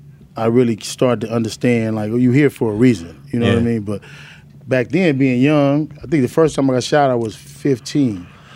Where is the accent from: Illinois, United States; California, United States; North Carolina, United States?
California, United States; Los Angeles; also born or lived in Chicago; Born and raised in South Central LA. Mm-hmm. Lived here all my life till I got kicked out of California in the early age.